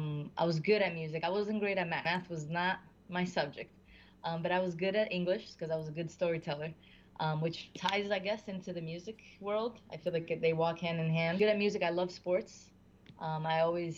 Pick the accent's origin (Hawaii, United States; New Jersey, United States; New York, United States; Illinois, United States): New Jersey, United States; Newark; I was born in Newark, raised in Newark, went to school in Newark, went to high school.